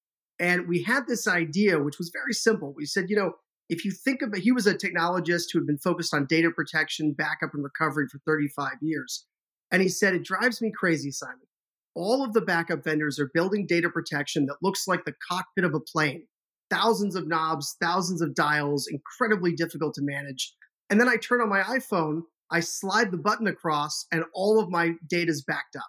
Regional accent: Boston, Massachusetts, United States; also born or lived in London / Madrid, Spain; we immigrated from the United Kingdom to Boston when I was about 4 years old. And yeah, he was a tech guy. So I kind of grew up in the tech scene in Boston in the 80s and 90s

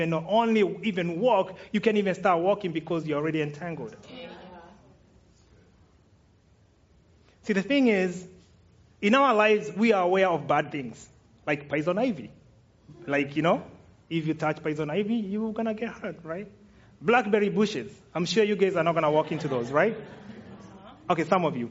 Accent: Kenya; I'm Kenyan

